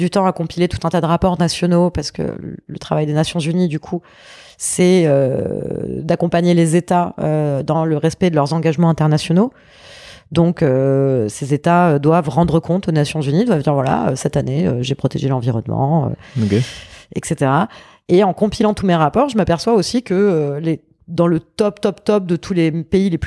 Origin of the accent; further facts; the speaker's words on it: south of France, France; also born or lived in Paris; Alors, je suis née à Paris. Ouais. Euh, de parents parisiens, grands-parents parisiens, tout le monde était parisien. Et euh, quand j'avais 5 ans, euh, mes parents ont perdu tout ce qu'ils avaient et il leur restait une seule chose, c'était une maison dans le sud de la France